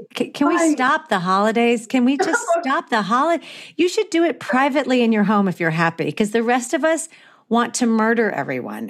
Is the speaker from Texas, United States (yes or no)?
no; Florida, United States; now in Los Angeles, United States; But I grew up on the East Coast. I grew up in Florida